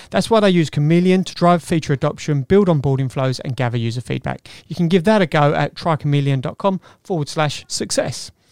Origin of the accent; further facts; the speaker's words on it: Wales, United Kingdom; not um, being Welsh, I might